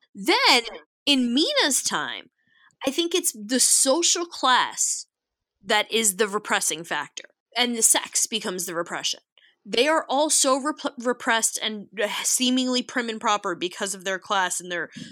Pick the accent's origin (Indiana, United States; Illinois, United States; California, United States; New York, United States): New York, United States; accent: New York; practically intolerable New York accent